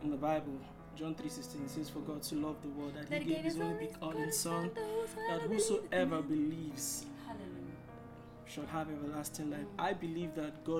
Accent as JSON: {"language": "English", "country": "Nigeria", "said": "I'm from Nigeria"}